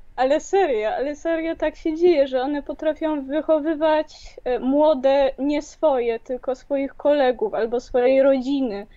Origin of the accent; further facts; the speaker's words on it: Kraków, Lesser Poland, Poland; ja też jestem z Krakowa